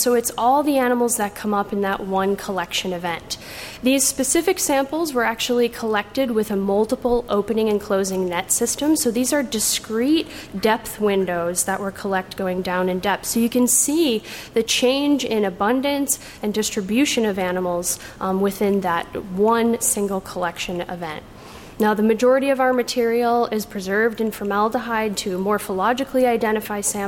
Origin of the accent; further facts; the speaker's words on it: Chicago, Illinois, United States; I grew up in Chicago